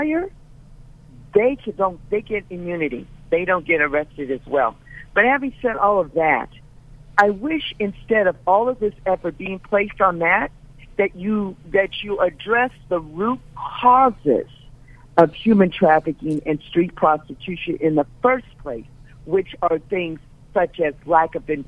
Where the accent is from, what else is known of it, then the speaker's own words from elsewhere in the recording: Los Angeles, California, United States; I'm African American. I'm from South Central LA.